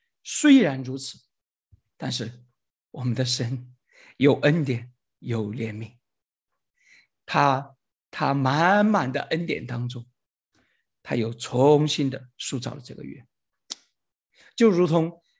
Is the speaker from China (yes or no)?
yes; China; 实际上就相当于我们中国人说千千万万次一样